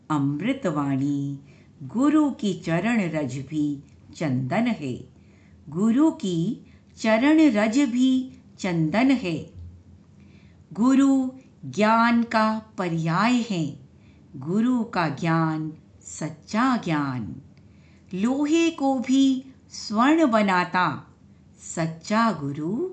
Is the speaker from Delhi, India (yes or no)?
yes; Delhi, India; दिल्ली से हूँ